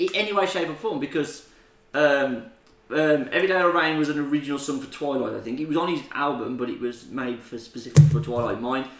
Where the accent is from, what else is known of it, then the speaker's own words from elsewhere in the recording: United Kingdom; So that's the best thing about being British.